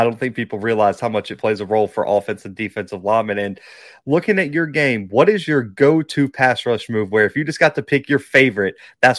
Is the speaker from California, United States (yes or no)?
no; Mobile, Alabama, United States; in my hometown of Mobile